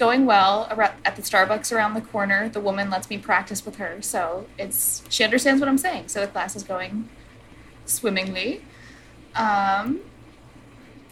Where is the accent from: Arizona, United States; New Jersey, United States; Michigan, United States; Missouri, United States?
New Jersey, United States; also born or lived in Philadelphia; I was born in South Jersey, but I say I'm from Philly